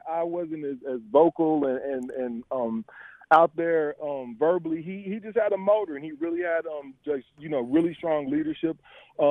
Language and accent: English; Indiana, United States; I grew up in Indiana, so I grew up watching, Indiana football, as a kid